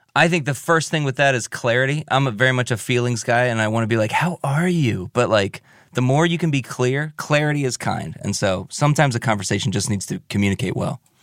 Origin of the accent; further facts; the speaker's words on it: Milford, United States; I grew up in Milford. I grew up out on the east side of town